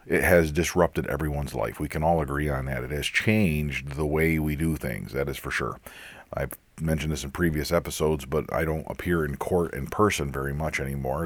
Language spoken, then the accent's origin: English; Pennsylvania, United States; Pennsylvania, my home state